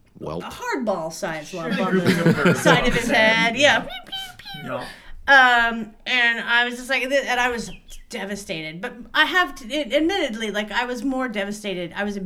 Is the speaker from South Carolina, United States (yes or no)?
no; New York, United States; I'm from New York.